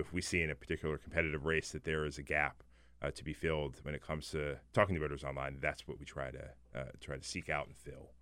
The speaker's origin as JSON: {"language": "English", "region": "Maryland", "country": "United States", "tie": "born or raised there", "said": "I'm actually from Maryland. I grew up there"}